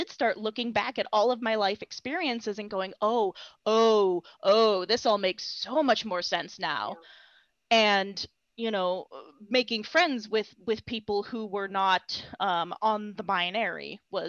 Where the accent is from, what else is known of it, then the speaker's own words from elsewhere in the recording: Idaho, United States; I grew up in Idaho in a very small town